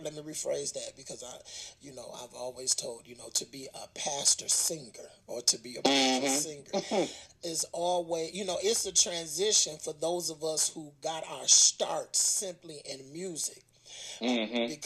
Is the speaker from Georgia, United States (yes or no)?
no; Flint, Michigan, United States; I growing up in Flint